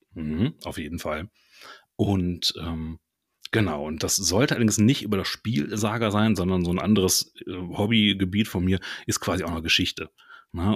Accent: Ruhr area / Lower Rhine border, North Rhine-Westphalia, Germany; Bin auch aus dem Ruhrpott, beziehungsweise so das äh, wilde Grenzland zwischen Ruhrpott und Niederrhein komme ich her.

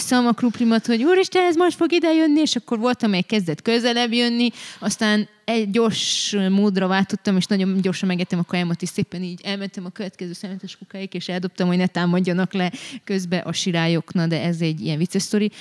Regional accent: Brașov, Brașov County, Romania; én valójában a hitem szempontjából és az Isten kapcsolatom szempontjából itt nőttem fel

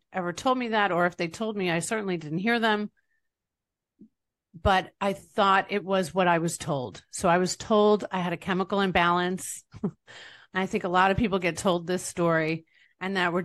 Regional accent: East Rockaway, New York, United States; now in Tampa Bay, United States; I'm from East Rockaway, Long Island, New York.

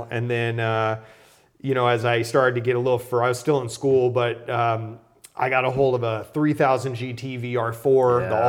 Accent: Arizona, United States; And I grew up in Arizona, so I basically could ride from my house out into just endless miles of desert.

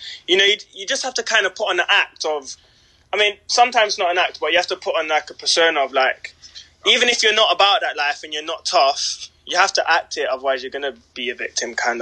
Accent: London, United Kingdom; now in Manchester, United Kingdom; we grew up in South London, Peckham

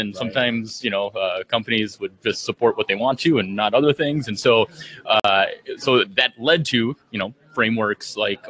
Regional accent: St. Paul, Minnesota, United States; I'm from St. Paul, Minnesota.

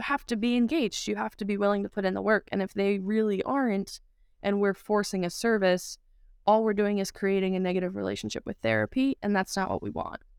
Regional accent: Saugerties, New York, United States; moved away as an adult; now in Phoenix, United States; growing up in Saturdays, New York

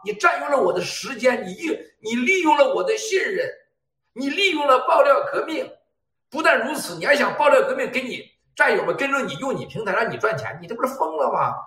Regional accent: China; 我们中国人是真是有，啊，有了天下最美的这种善良的品德啊，还有了这种团结的智慧

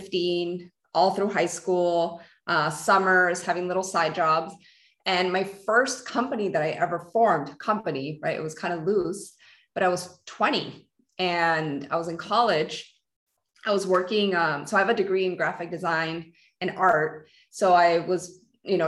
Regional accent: Peru; so I'm Peruvian. I was born in Peru

